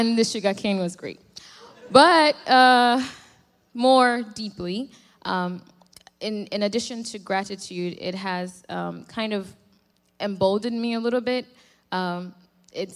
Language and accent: English; Nigeria; now in United States; I've lived more than half of my life here in the U.S., born and raised in Nigeria